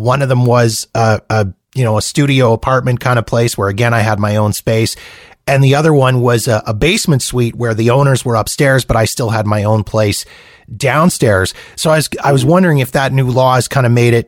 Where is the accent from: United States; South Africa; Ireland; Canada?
United States; California; as a Californian